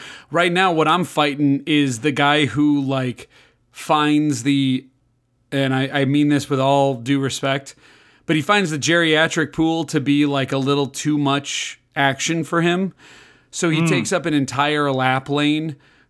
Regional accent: Libertyville, Illinois, United States; I grew up in Libertyville, Illinois. Went to Libertyville High School, the Wildcats.

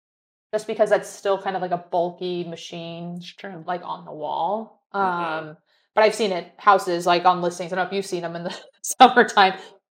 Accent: California, United States; moved away as an adult; I'm from California and I, you know, was there for 22 years of my life and it's too expensive for me to go back there.

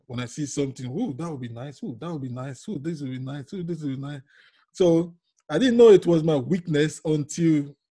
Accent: Nigeria; moved away as an adult; now in London, United Kingdom; I'm originally from Nigeria, yes, in Africa.

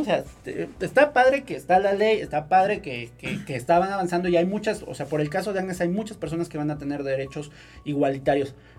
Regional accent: Puebla, Mexico

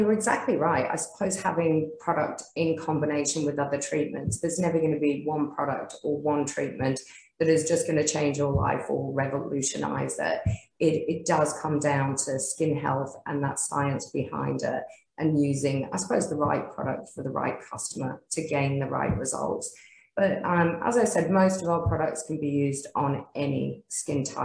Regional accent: Australia; we are proudly Australian. We live in a great country

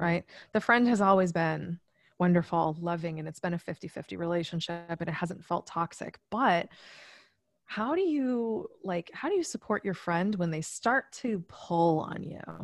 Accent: Massachusetts, United States; I am originally from Massachusetts

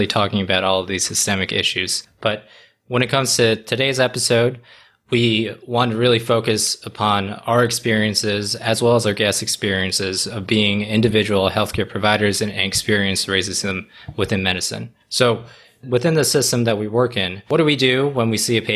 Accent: United States; I'm Taiwanese American, and I face a lot of discrimination and overt racism just growing up as a kid in America

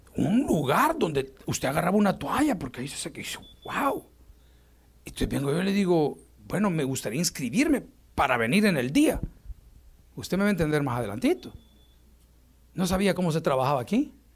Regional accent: El Salvador; mi país, El Salvador

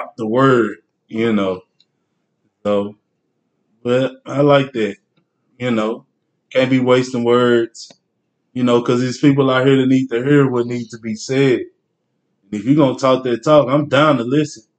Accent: Longview, Texas, United States; I'm from Longview, Texas. But I'm a river rat to the day

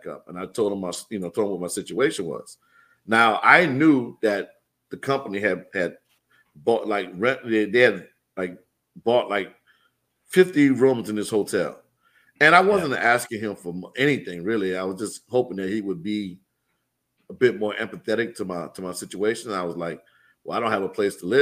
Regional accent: New Orleans, Louisiana, United States; moved away as an adult; also born or lived in Atlanta, Georgia; So I moved back to New Orleans in 2015, and I moved back in like June of 15. So 2016 was my first Mardi Gras back home as a local.

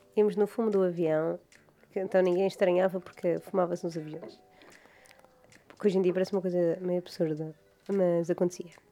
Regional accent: Madeira, Portugal; now in Mainland Portugal; eu não sou do Funchal, eu sou de campo

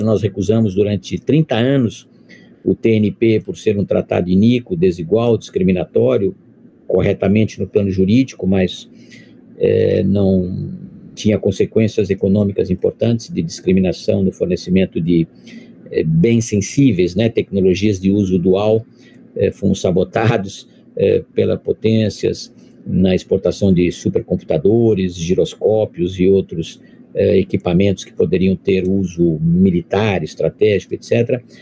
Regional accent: Brazil

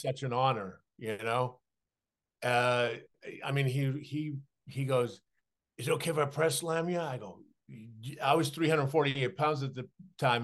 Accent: Saskatchewan, Canada; moved away; as a kid growing up in Saskatchewan with dyslexia

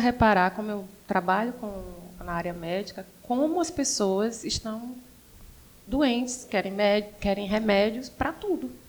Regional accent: Sergipe, Brazil; moved away as an adult; also born or lived in São Paulo; now in Fortaleza, Brazil; Sou sergipana, uhum. cresci e fui morar em São Paulo, morei 14 anos em São Paulo. Vim, por contingências da vida, morar aqui em 2011. Quando eu vim morar aqui, em Fortaleza

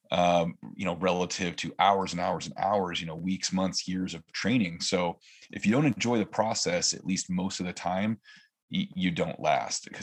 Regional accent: California, United States; now in Oregon, United States; I grew up in California. I lived in five or six different areas from southern to northern.

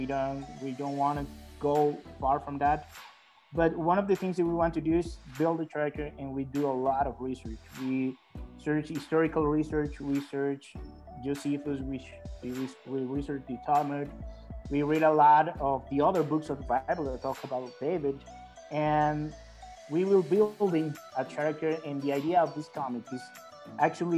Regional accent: El Salvador; I'm from El Salvador

